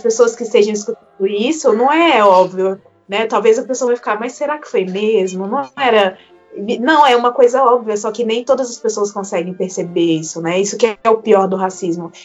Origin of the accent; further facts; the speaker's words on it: Barra Mansa, Rio de Janeiro, Brazil; apesar de eu ser do Rio de Janeiro